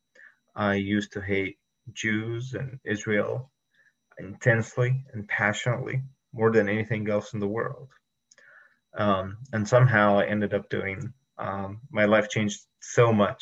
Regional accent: Egypt; moved away as an adult; also born or lived in Monterey, California; now in United States; I was from Egypt. I was born in 1989, lived there all my life, and I only moved to the United States in 2012.

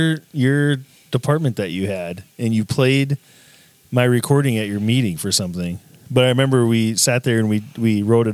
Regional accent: South Dakota, United States; moved away; growing up in South Dakota, I love spring because in South Dakota, it's like minus 20 degrees all the time in the winter.

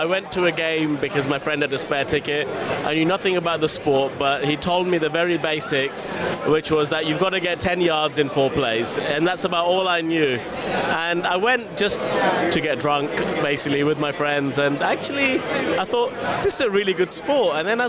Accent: India; And I'm Indian, so even above cricket, right?

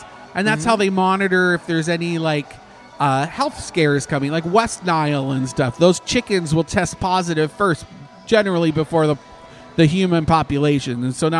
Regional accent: Canada; moved away; everyone has screens on their windows in Canada where I'm from

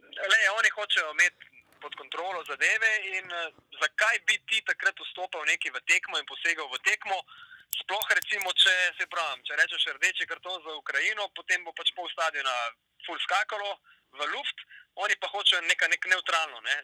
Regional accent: Primorska, Slovenia; prihajam iz Primorske, delal na različnih medijih tukaj na obali

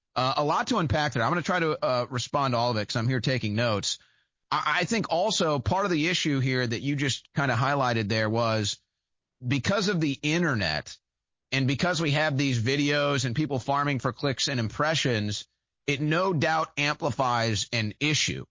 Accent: St. Louis, Missouri, United States; moved away; It was my hometown where I lived at the time

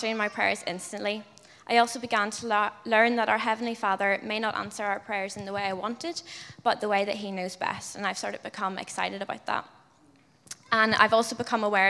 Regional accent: Ballyclare, Northern Ireland, United Kingdom; moved away as an adult; now in Dublin, Ireland; I'm from Ballyclare in County Antrim, Northern Ireland. And I moved to Dublin last year to study history at Trinity.

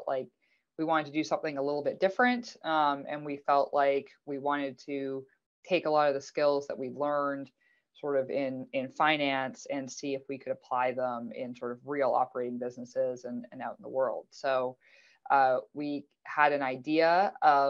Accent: Canada; now in United States; I'm Canadian, even though I live in the US now.

